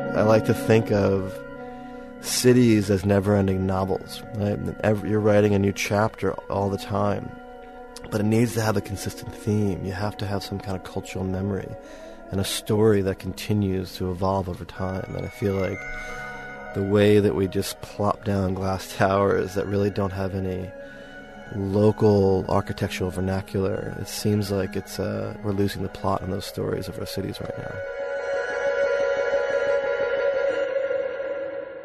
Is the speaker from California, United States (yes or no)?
no; New York, United States; moved away as an adult; also born or lived in Seattle; now in Sydney, Australia; I'm, I'm from New York. I was in Seattle for six years